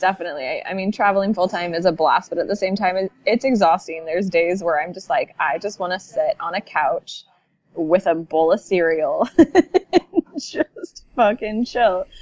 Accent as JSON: {"language": "English", "region": "Pacific Northwest", "country": "United States", "tie": "born or raised there", "said": "growing up in the Pacific Northwest"}